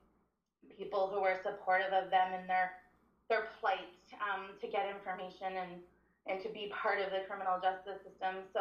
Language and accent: English; Ottawa, Ontario, Canada; also born or lived in Winnipeg, Manitoba / Scotland / Germany; we came back to the Ottawa area when I was five so I could start school here. I actually grew up in Ottawa